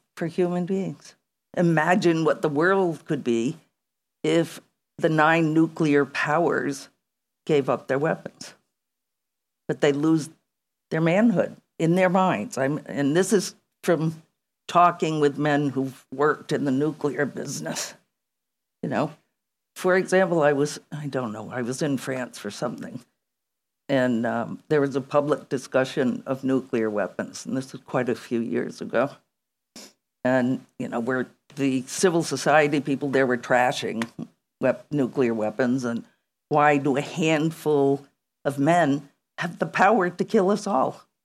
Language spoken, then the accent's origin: English; United States; I come from the United States of America